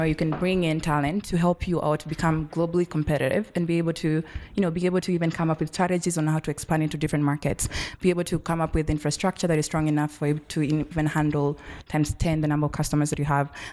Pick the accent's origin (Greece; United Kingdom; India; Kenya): Kenya; moved away as an adult; as a Kenyan